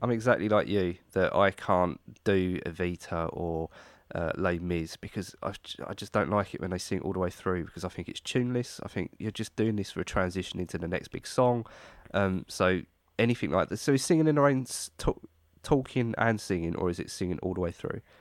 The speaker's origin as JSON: {"language": "English", "country": "United Kingdom", "said": "being British"}